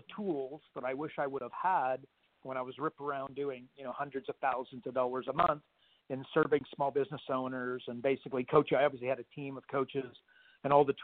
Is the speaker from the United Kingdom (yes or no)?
no; Canada; moved away as an adult; also born or lived in Australia; I'm Canadian